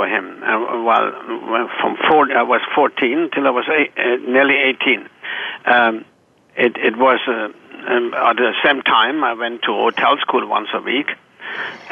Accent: Germany; born or raised there; moved away as an adult; also born or lived in Chicago / Atlanta

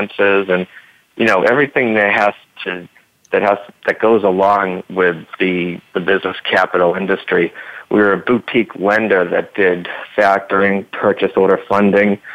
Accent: Boston, Massachusetts, United States; I am from the Boston area.

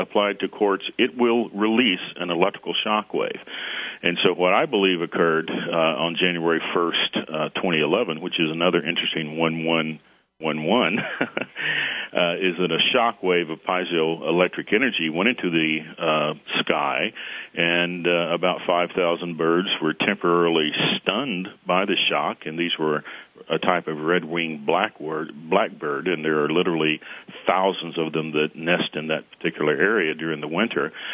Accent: Arkansas, United States; moved away as an adult; I am a geologist, and I grew up in Arkansas.

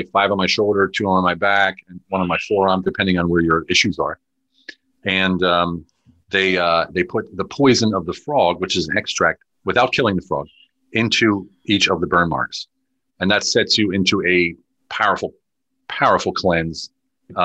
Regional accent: United States; moved away as an adult; now in Hungary; I'm an American combat veteran, as you said, living in Europe. I'm in Hungary currently

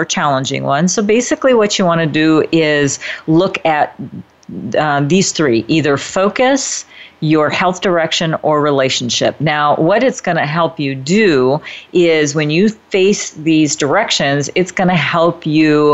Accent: Midwest, United States; now in Northern California, United States; Now, I live in Northern California, so you know we don't exactly have the strong four seasons like where I grew up in the Midwest

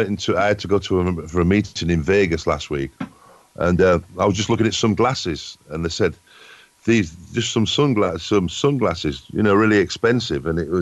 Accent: England, United Kingdom; obviously I'm from England.

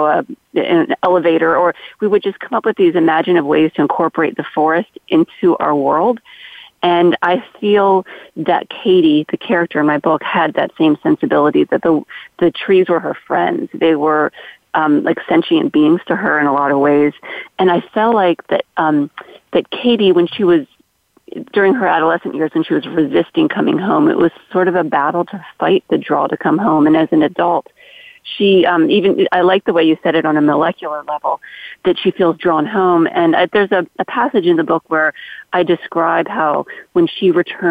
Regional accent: Maryland, United States; my childhood growing up in Maryland

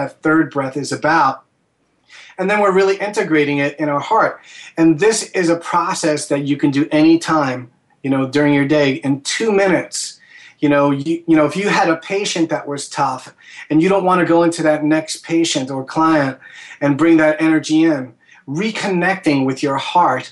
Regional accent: New York, United States; as a New Yorker

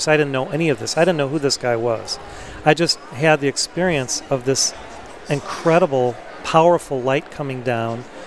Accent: Chicago, Illinois, United States; I was born in Chicago, which is the heart chakra of America

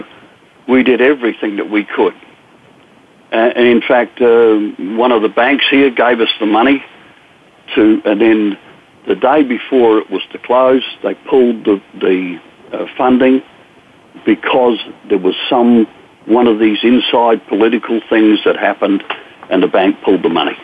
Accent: Australia; moved away as an adult; now in United States; I'm an Australian veteran.

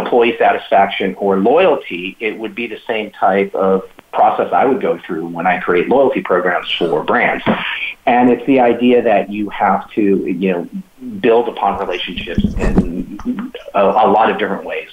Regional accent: Hawaii, United States; I'm from Hawaii, uh, and you know, uh, there's uh, it's a melting pot for Asian, you know, diversity

